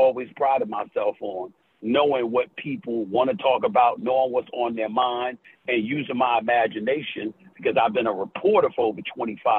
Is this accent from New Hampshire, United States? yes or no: no; New York City, New York, United States; Born and raised in New York City